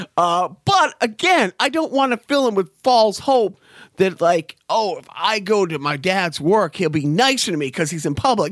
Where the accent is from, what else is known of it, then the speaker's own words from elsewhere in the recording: Boston, Massachusetts, United States; I grew up in Boston in the, in the, you know, the, the early mid eighties